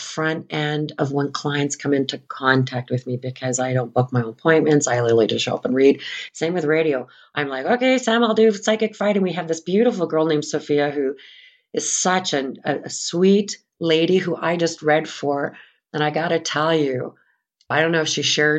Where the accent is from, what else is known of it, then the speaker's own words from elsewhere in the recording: St. Anne, Manitoba, Canada; I'm from St. Anne, Manitoba, and I'm from a farm field about 5 miles sort of northwest of St. Anne